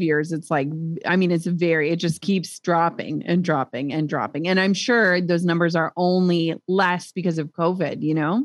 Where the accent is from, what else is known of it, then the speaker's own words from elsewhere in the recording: Minnesota, United States; we're from Minnesota